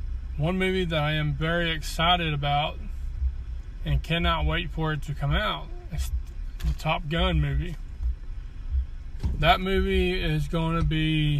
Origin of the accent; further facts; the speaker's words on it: the South, United States; accent: southern; sound too southern. I know it's hard to do. And I'm trying to be more intelligent. Or do people love my country accent and would like for me to continue